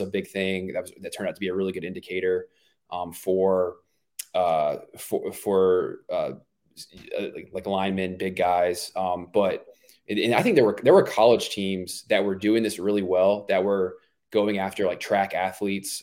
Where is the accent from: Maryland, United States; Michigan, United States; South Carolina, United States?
South Carolina, United States; Myrtle Beach; I grew up in Myrtle Beach, South Carolina